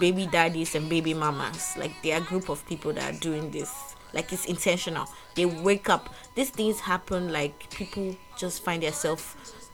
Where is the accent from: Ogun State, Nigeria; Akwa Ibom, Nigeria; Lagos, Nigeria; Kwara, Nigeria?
Lagos, Nigeria; now in Ghana; I was born in Lagos, so I'm Nigerian by birth